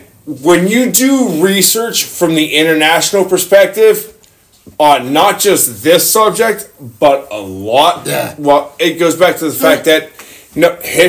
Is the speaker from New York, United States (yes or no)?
no; Texas, United States; and I grew up in Texas